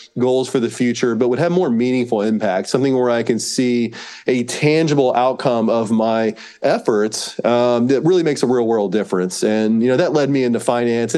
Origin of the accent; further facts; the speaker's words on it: North Carolina, United States; moved away as an adult; now in Austin, United States; I was born and raised in North Carolina